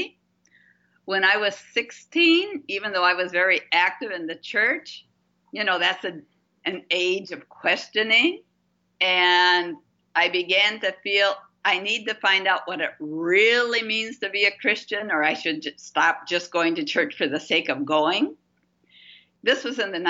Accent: Gaylord, Michigan, United States; moved away as an adult; also born or lived in Guatemala / Bolivia; I grew up in Gaylord, Michigan, which is a small town about 60 miles south of the Straits of Mackinac

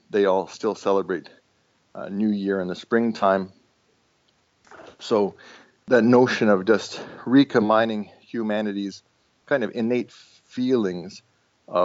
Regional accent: Toronto, Ontario, Canada; first language Estonian; English is a second language; as an Estonian growing up in Canada

